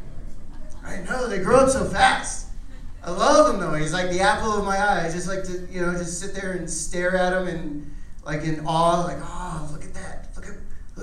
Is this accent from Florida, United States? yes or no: no; Phoenix, Arizona, United States; I am originally from here. I came all the way from West Phoenix